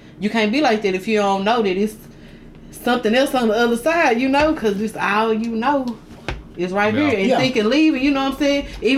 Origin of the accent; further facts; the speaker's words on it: Mississippi, United States; I'm just from Mississippi.